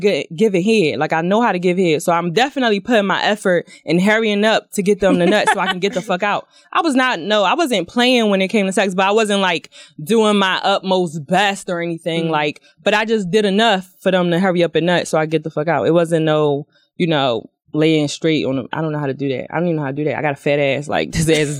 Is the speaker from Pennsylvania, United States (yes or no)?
yes; Philadelphia, Pennsylvania, United States; I'm from Philly